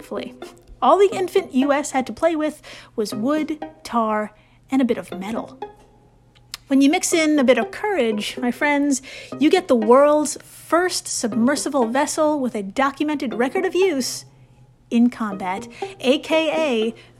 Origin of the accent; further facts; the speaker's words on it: United States; As an American myself